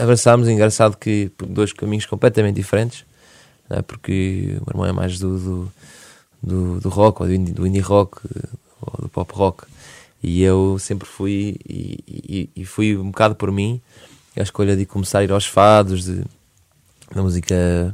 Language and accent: Portuguese; Portugal; accent: Portuguese; o nosso sotaque português